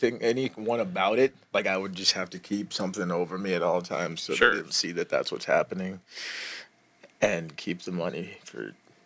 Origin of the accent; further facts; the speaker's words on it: Houston, Texas, United States; moved away; I grew up in Houston, Texas.